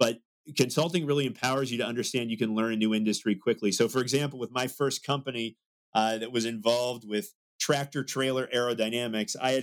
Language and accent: English; Salem, Massachusetts, United States; I grew up in Salem, Massachusetts